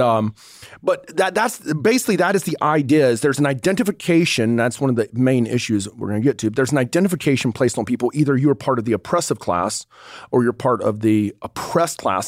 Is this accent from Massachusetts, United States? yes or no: no; North Georgia, United States; moved away; also born or lived in Pensacola, Florida; I grew up in the dirty South. I grew up in North Georgia